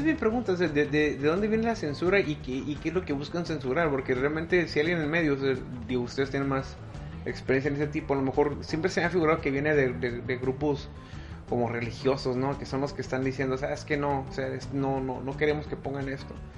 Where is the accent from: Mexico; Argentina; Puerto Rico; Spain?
Mexico; el, pedo cultural que ya tenemos arraigado como mexicanos católicos